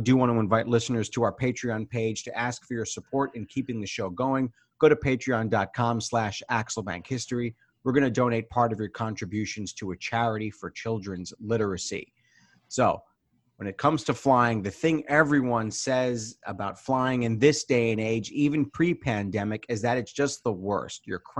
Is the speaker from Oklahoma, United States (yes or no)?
no; New York, United States; I remember growing up in New York